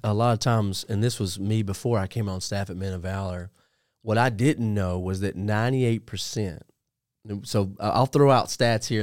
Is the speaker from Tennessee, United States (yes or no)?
yes; Puryear, Tennessee, United States; I grew up in a little town called Perrier, Tennessee